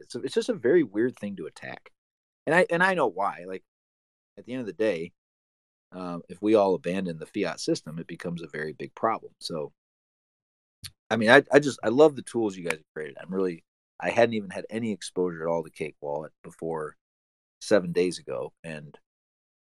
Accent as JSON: {"language": "English", "country": "United States", "said": "an American citizen"}